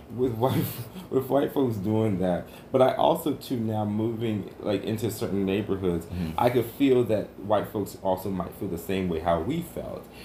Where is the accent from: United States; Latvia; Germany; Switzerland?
United States; New York City, New York; Growing up in New York City and being here right now